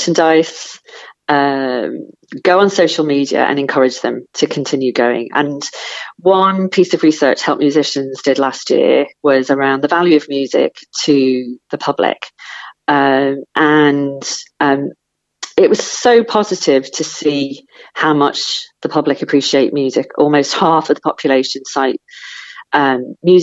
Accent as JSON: {"language": "English", "town": "Liverpool", "region": "North West England", "country": "United Kingdom", "tie": "born or raised there", "said": "I grew up in Liverpool"}